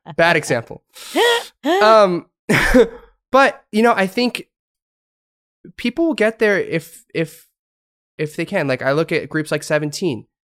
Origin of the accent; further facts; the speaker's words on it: United States; moved away as an adult; now in South Korea; I was from America